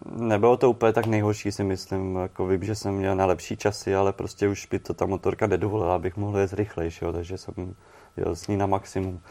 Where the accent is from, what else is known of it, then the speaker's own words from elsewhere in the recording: Czechia; jsem z Čech